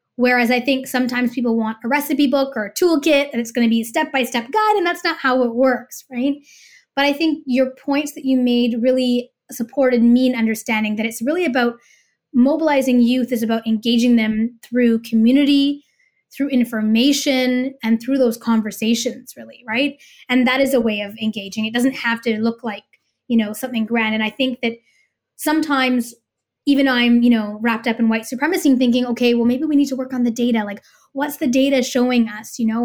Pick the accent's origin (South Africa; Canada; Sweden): Canada; as a Canadian who's gonna be voting